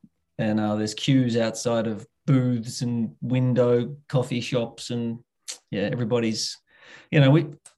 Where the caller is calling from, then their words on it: Bendigo, Victoria, Australia; I'm phoning in from Bendigo, which is a little provincial town in regional Victoria. We call ourselves a provincial city, about an hour and a half or a bit more out of Melbourne in southern Australia.